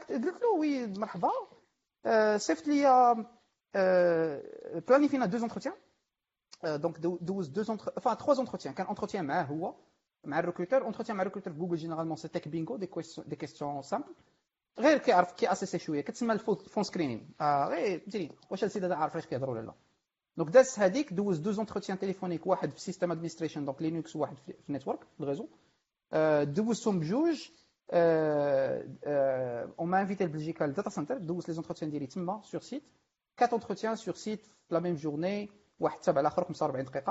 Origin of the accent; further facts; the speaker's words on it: Morocco; ما هي الفكره ديال اني نمشي نخدم عند جوجل ولا الفكره اصلا ديال اني نخرج من المغرب